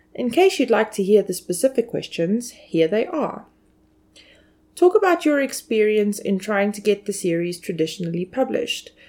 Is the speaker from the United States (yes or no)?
no; South Africa; as a South African citizen